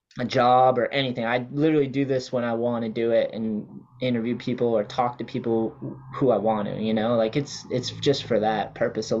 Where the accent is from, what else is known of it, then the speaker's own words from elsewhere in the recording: New Hampshire, United States; moved away; also born or lived in Wareham, Massachusetts; growing up because I was from New Hampshire and then Massachusetts skating